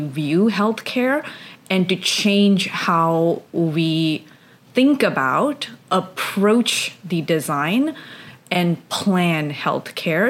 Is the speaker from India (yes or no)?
yes; India; moved away; I grew up in India